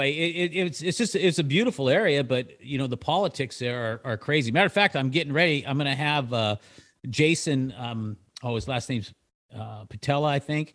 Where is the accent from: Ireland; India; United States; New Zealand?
United States; Citrus Heights, California; also born or lived in Loomis, California / Lincoln, California; I was actually raised in a little place up there called Citrus Heights